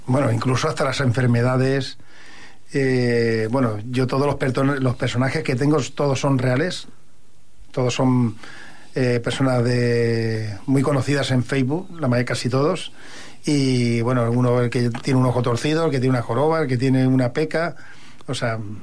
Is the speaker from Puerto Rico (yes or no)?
no; L'Hospitalet de Llobregat, Catalonia, Spain; moved away as an adult; also born or lived in Barcelona / Badajoz (ancestry); now in Terrassa, Spain; Nací en Barcelona, eh, a los tres años me fui a Hospitalet de Llobregat, donde estuve pues casi, bueno, hace tres años que vivo en Tarrasa más o menos. O sea, me he tirado unos cuarenta y algo de años allí en Hospitalet